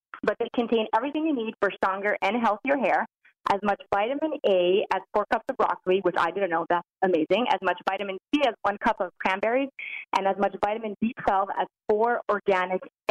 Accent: Canada; I'm Canadian

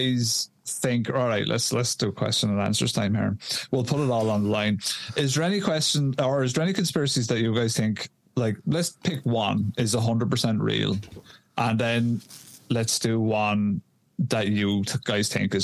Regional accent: Ireland; I'm a lad from Ireland.

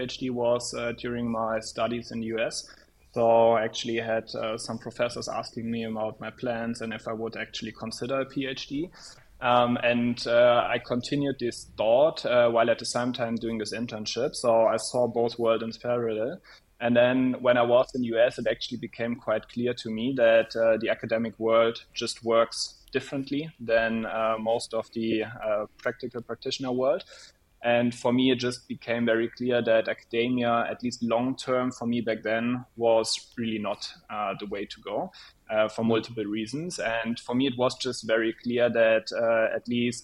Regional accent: near Koblenz, Eifel, Rhineland-Palatinate, Germany; I actually grew up very close to WHU, close to Koblenz in the wonderful Eifel

